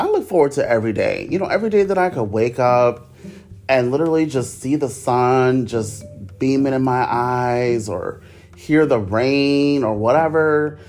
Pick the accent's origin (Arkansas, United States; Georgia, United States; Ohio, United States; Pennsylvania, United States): Ohio, United States; Cleveland; moved away as an adult; now in Orlando, United States; I'm from Cleveland, Ohio. It's very boring.